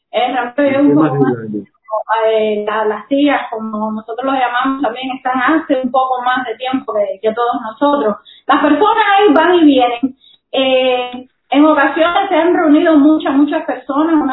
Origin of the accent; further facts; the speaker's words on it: Cuba; no solamente de nosotros como cubanos